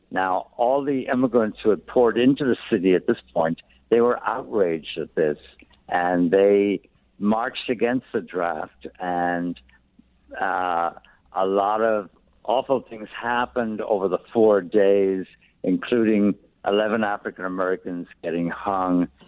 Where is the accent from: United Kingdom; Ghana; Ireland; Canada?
Ireland; County Wexford, Leinster; accent: brogue; now in New York, United States; I'm from County Wexford. It's a uh, southeast corner. It's about 80 miles directly south of Dublin.